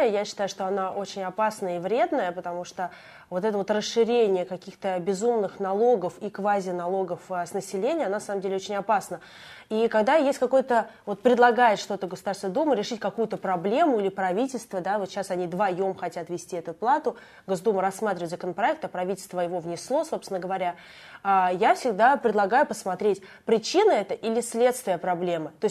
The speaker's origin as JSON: {"language": "Russian", "region": "Moscow Oblast", "country": "Russia", "lives_now": "Moscow, Russia", "said": "Я сама приехала из Подмосковья, понаехавшая"}